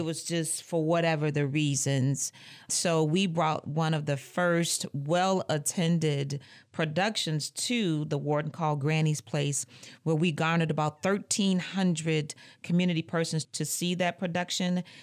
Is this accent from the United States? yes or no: yes; Muskegon Heights, Michigan, United States; moved away as an adult; also born or lived in Lansing, Michigan; I hail from Muskegon Heights, Michigan